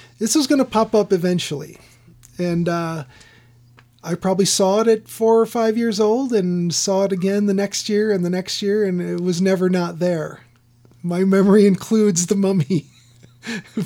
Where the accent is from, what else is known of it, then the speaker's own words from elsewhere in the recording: Chicago, Illinois, United States; growing up in Chicago, we would go down to the Field Museum of Natural History.